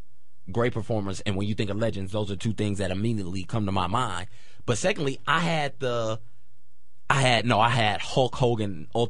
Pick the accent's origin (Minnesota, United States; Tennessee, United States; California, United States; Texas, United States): Tennessee, United States; Clarksville; I grew up in Clarksville, Tennessee. Spent about 7 years in Clarksville, Tennessee.